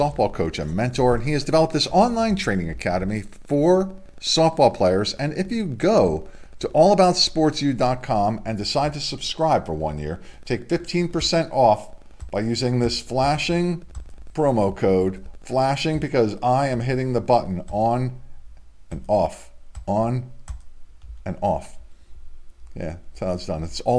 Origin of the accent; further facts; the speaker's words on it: Delaware, United States; for parents of high school athletes here in my home state in Delaware.